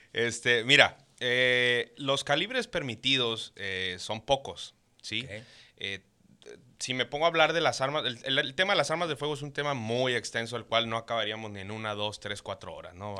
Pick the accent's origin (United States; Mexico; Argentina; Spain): Mexico; Caborca, Sonora; yo nací en Caborca, Sonora, este, tierra caliente